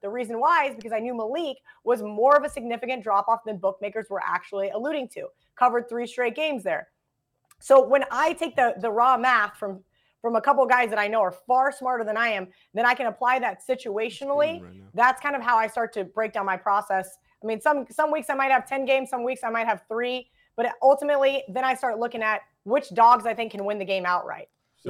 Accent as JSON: {"language": "English", "town": "Manhattan", "region": "Kansas", "country": "United States", "tie": "born or raised there", "moved": "yes", "lives_now": "Las Vegas, United States", "said": "grew up in Kansas. I was a big college football fan. K-State was in the Big 8 when I was a little kid"}